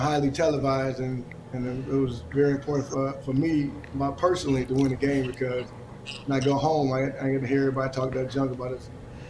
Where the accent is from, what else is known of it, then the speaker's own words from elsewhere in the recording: Detroit, Michigan, United States; I'm from the Detroit area, Metro Detroit area